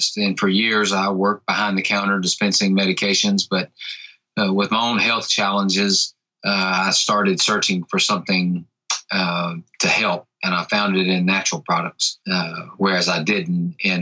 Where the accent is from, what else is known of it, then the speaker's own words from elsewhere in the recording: Tupelo, Mississippi, United States; I am from North Mississippi in the United States of America, in a little town called Tupelo